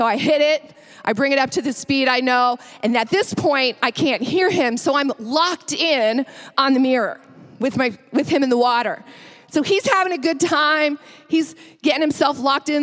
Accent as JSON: {"language": "English", "area": "St. Lawrence River", "region": "northern New York", "country": "United States", "tie": "born or raised there", "moved": "yes", "said": "I grew up on the St. Lawrence River in northern New York, right along the Canadian border"}